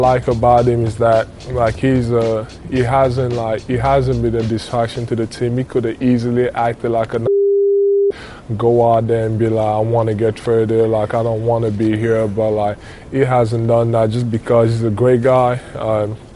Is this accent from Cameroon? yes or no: yes; Cameroon; moved away; I'm from Cameroon, which is in Africa. And growing up, it was, I had the luxury to not be as poor as like other kids that I saw around me